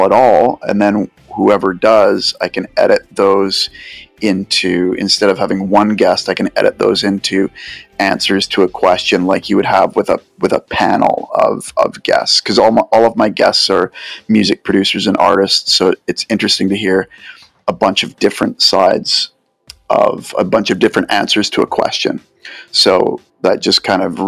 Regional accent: Vancouver, British Columbia, Canada; I'm from Vancouver

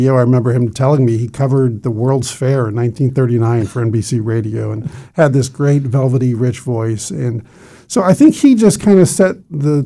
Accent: Greenwich, Connecticut, United States; moved away as an adult; also born or lived in Florida; born and raised in Greenwich, Connecticut

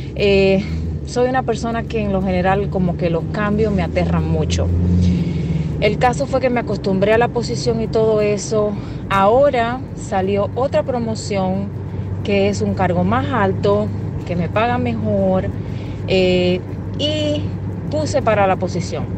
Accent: Dominican Republic; now in New Jersey, United States; Soy dominicana, y vivo acá en New Jersey. Tengo ya más de 20 años viviendo acá.

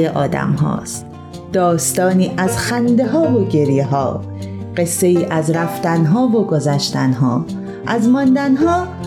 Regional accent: Karaj, Alborz, Iran; 15 سالمه از کرج

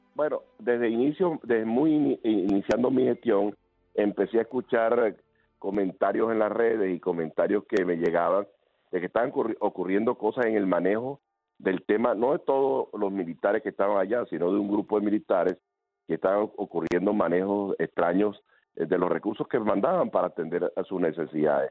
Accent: Venezuela; servir a mi país

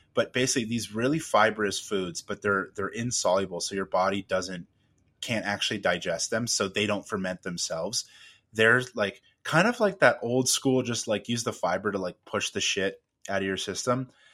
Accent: California, United States; I'm from originally from California

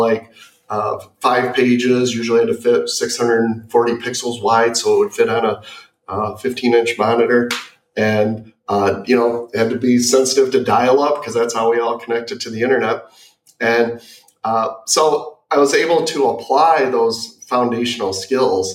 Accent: Michigan, United States; growing up in Michigan

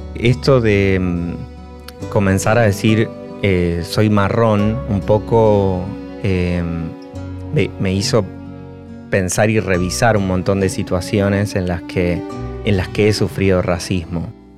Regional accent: Argentina; soy un argentino marrón

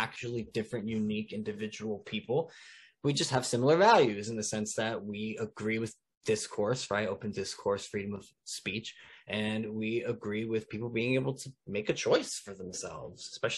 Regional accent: New Jersey, United States; moved away; my home state

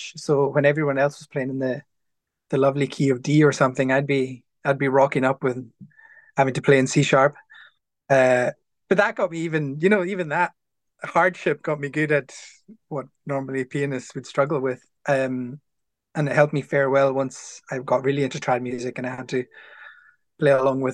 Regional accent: Stornoway, Scotland, United Kingdom; I grew up in town. I grew up in Stornoway, so I'm a townie.

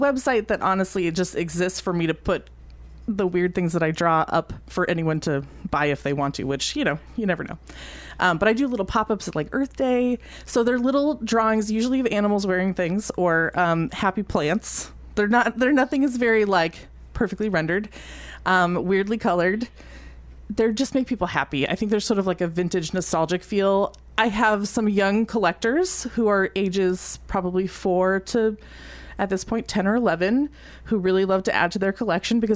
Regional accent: Palo Alto, California, United States; moved away as an adult; now in Columbia, United States; I grew up in Palo Alto

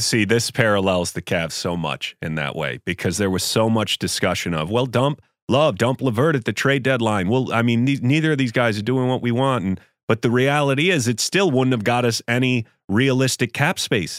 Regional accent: Buffalo, New York, United States; I grew up in Buffalo

